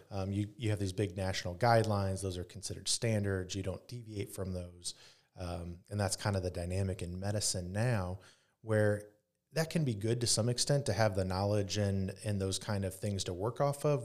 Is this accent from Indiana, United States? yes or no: yes; Grabill, Indiana, United States; also born or lived in Pennsylvania / Michigan; I grew up in Northeast Indiana, in Grable, Indiana, and, uh, went to Leo